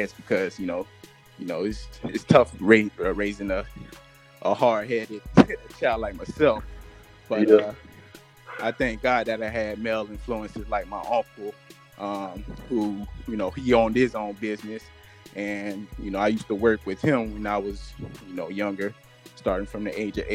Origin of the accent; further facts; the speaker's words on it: Boynton Beach, Florida, United States; moved away as an adult; also born or lived in Tallahassee, Florida / Jacksonville, Florida; I'm originally from Boynton Beach, Florida. Born and raised.